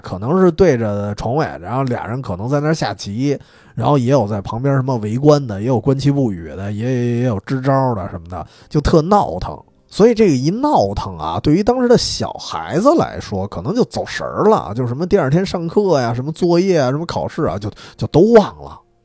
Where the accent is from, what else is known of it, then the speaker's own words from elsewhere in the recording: Dongsi Huashi Street area, Beijing, China; 这条街的街口儿它有一个新华书店，就是从小我在那一块儿也是买，买书啊，买教材啊，买漫画儿舞的